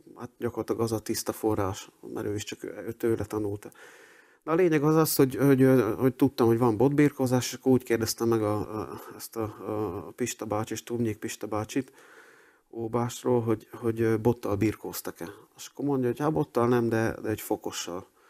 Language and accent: Hungarian; Dunajská Streda, Trnava Region, Slovakia; moved away as an adult; also born or lived in Budapest; Dunaszerdehen születtem, ott is nőttem föl